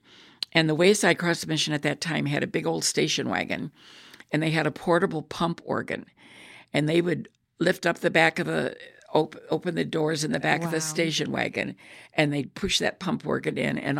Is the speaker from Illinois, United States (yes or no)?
yes; Illinois, United States; moved away as an adult; also born or lived in Virginia; I came from Illinois and we were not segregated.